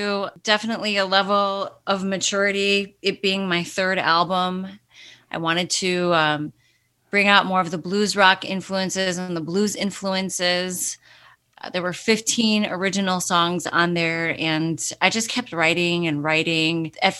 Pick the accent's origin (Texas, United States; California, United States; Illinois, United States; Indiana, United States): Illinois, United States; Chicago; also born or lived in Romania; And as soon as I spoke to them in Romanian, which is pretty broken because I've grew up in America. I grew up in Chicago since the age of 3, but my grandparents spoke to me in Romanian. My parents speak to me in Romanian.